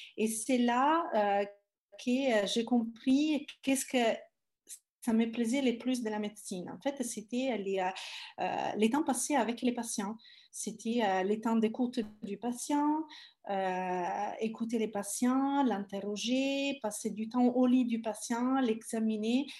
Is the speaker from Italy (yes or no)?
yes; Italy; French is a second language; moved away as an adult; also born or lived in Palermo / Paris; now in France; je suis italienne